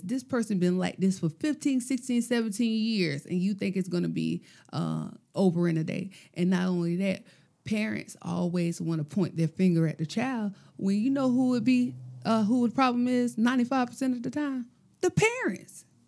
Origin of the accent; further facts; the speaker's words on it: Gloverville, United States; I'm from Gloverville